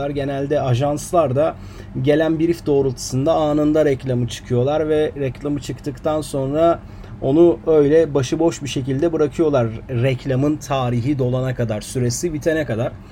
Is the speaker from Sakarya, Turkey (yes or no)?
no; Karşıyaka, İzmir, Turkey; born there; moved away as an adult; now in Istanbul, Turkey; E, aslen İzmir Karşıyaka doğumluyum. Üniversite yıllarında İstanbul'a yerleştim.